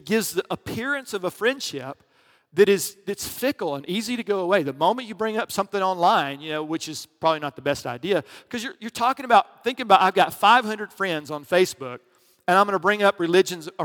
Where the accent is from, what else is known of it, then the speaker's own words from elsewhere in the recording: the South, United States; I grew up in the South